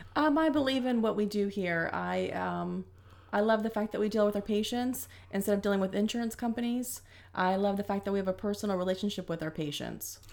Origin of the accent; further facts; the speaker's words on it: Zephyrhills, Florida, United States; I grew up in Florida, Zephyr Hills